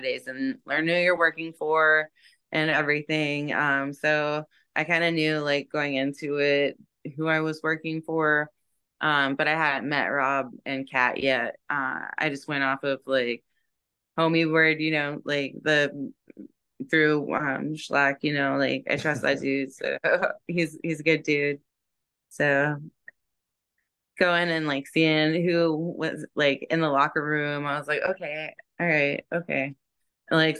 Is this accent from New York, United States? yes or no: no; Jacksonville, Florida, United States; now in Tampa, United States; Jacksonville is my hometown